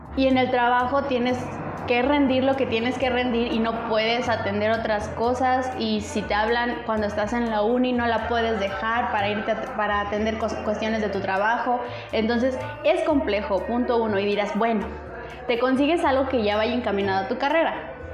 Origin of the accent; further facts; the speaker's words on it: Aguascalientes, Mexico; nosotros somos de Aguascalientes